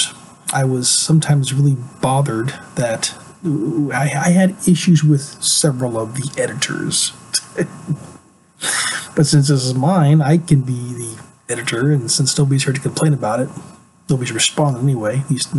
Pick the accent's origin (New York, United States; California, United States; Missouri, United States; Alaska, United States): Alaska, United States; I'm originally from Alaska. I grew up there. I got there when I was really, really young. I got there earlier than I can remember. And so I consider myself an Alaskan.